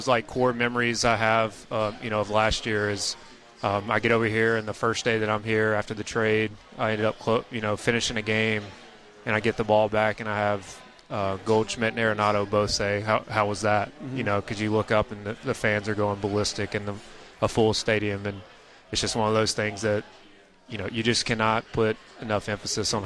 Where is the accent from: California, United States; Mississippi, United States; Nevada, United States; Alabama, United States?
Mississippi, United States; I'm from Mississippi. Growing up going to Cardinals and Braves games